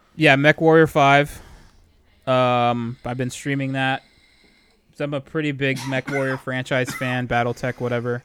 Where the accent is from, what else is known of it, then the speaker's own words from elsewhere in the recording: California, United States; we're all from California